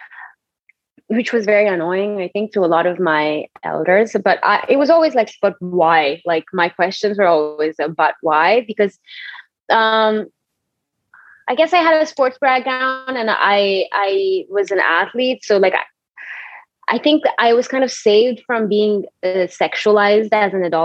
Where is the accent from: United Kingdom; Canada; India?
India; Bangalore, Karnataka; moved away as an adult; also born or lived in Cochin / Pune; I grew up in Bangalore, and between Bangalore and Cochin